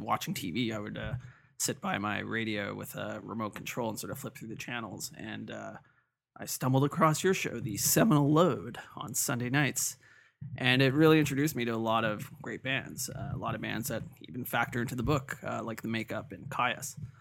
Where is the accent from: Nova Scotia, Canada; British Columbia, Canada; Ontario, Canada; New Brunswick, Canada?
Ontario, Canada; Toronto; I grew up in North York